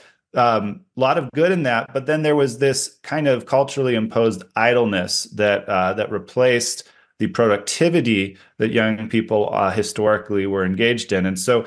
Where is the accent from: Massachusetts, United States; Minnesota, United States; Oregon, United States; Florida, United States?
Oregon, United States; No, I grew up in the Pacific Northwest, out in the country in Oregon. And my family had 9 acres out there surrounded by hundreds of 4 acres of forest owned by other people that we were free to explore.